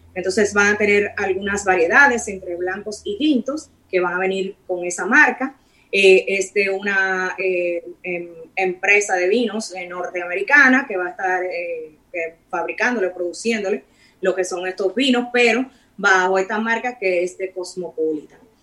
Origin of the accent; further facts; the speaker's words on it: Dominican Republic; nosotros somos República Dominicana